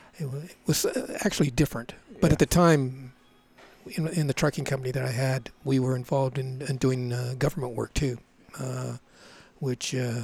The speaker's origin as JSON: {"language": "English", "town": "Anaheim", "region": "California", "country": "United States", "tie": "born or raised there", "also_born_or_lived": "Long Beach, California", "said": "I was born in Long Beach. Yeah. And I was raised in Orange County. We moved to Orange County, like I stated a little earlier, before there was a Disneyland."}